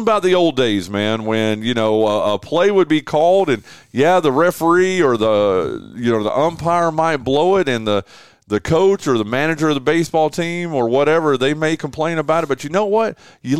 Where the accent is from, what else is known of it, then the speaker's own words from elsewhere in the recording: Wilkes County, northwestern North Carolina, United States; I grew up in northwestern North Carolina. I grew up in Wilkes County.